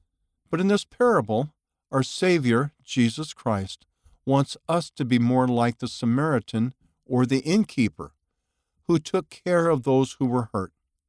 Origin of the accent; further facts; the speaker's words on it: Mexico; When I was younger, I attended a private university in my home state in Mexico.